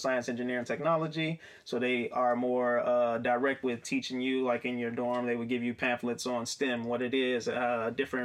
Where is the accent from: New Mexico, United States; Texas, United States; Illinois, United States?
Illinois, United States; Chicago; growing up in Chicago